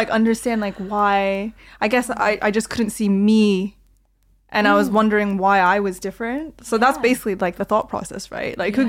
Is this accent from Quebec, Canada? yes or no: no; Toronto, Ontario, Canada; also born or lived in South Korea; when my family moved, because I was born in South Korea, when we moved to Toronto, I was 6 years old.